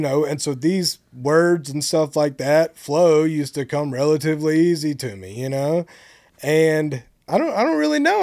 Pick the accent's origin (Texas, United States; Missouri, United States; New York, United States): Texas, United States; Bonham; I'm from Bonham, Texas